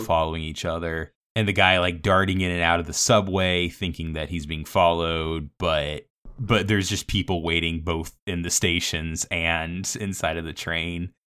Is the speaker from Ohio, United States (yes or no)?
no; Savannah, Georgia, United States; growing up in Savannah